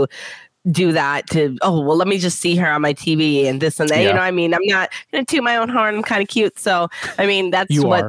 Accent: Detroit, Michigan, United States; I'm from Detroit.

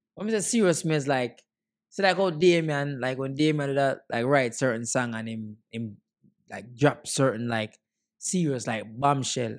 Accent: Jamaica; And me are Jamaican

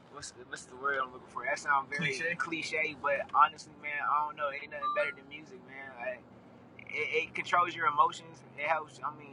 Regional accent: Fayetteville, North Carolina, United States; Fayetteville, North Carolina

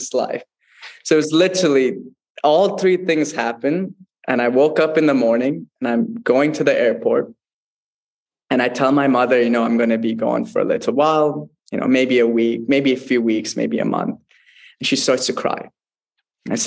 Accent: United States; also born or lived in Mysore, Karnataka, India; growing up in the United States

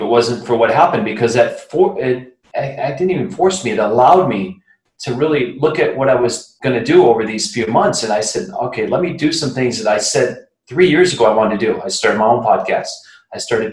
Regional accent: Flint, Michigan, United States; That good old Flint, Michigan

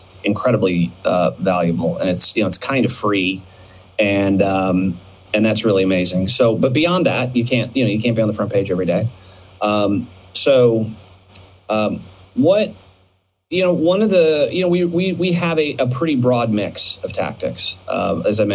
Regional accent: Phoenix, Arizona, United States; I grew up in Phoenix when Southwest was little tiny Southwest

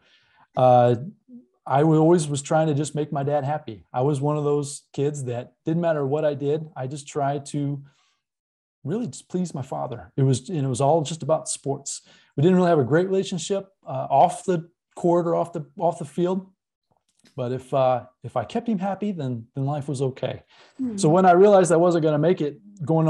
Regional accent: Indiana, United States; born and raised in Indiana. Still live here in Indiana, here in the Midwest

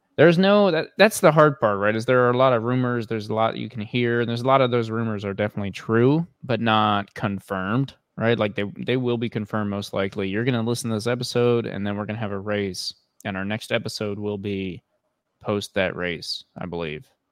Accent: United States; we're American and we're over here in America

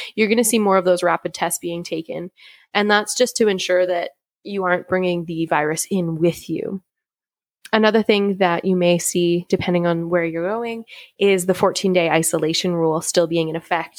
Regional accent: Canada; I want to do my best as a Canadian

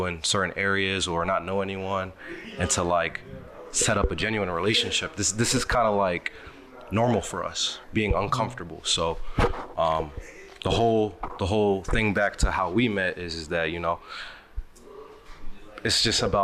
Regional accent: Philadelphia, Pennsylvania, United States; moved away as an adult; now in Oakland, United States; I'm originally from Philadelphia, moved to Oakland about 3 years ago

